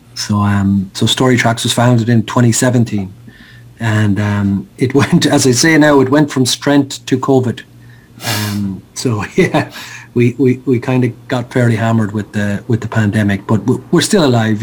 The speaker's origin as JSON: {"language": "English", "town": "Sligo", "region": "Connacht", "country": "Ireland", "tie": "born or raised there", "said": "I picked up the phone in Sligo, my hometown"}